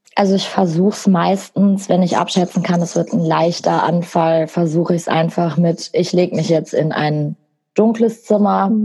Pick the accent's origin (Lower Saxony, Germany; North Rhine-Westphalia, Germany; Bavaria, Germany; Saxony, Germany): North Rhine-Westphalia, Germany; Bochum; ich bin 25, ich komme aus Bochum